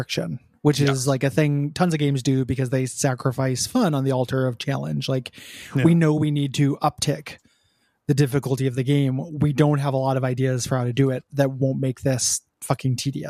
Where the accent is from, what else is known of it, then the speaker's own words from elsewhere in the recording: Montreal, Quebec, Canada; I'm from Montreal, a city which is home to many game devs, and despite our country being disproportionate producers of media given our size